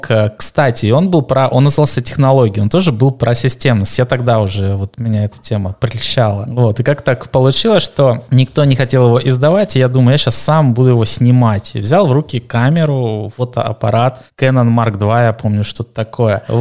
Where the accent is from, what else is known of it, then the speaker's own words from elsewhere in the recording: North Caucasus, Russia; я с Северного Кавказа, я на юге России рос.